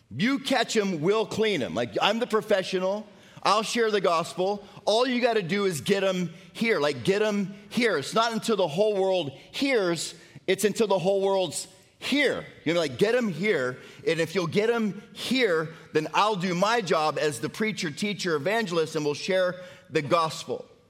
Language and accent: English; Florida, United States; now in Tennessee, United States; I grew up in Florida